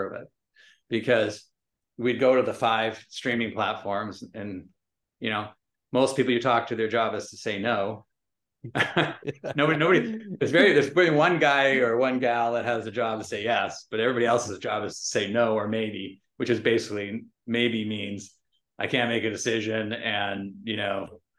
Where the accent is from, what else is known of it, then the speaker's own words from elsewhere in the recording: Vancouver, British Columbia, Canada; I grew up in Vancouver and Canada